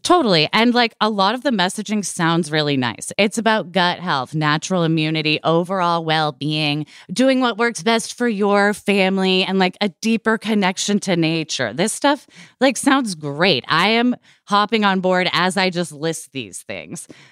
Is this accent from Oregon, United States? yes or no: yes; Portland, Oregon, United States; I grew up in Portland, Oregon in the late eighties, early nineties